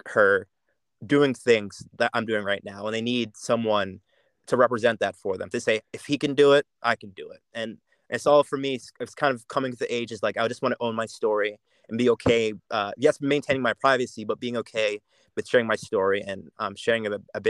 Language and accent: English; Jamaica; accent: Jamaican; forcing myself to speak in my Jamaican accent became so foreign, and it felt so forced in a way after a while, because I speak with Americans all the time.